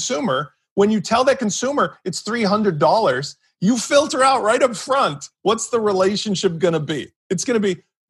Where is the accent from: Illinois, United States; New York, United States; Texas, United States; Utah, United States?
Illinois, United States; Chicago; I'm from Chicago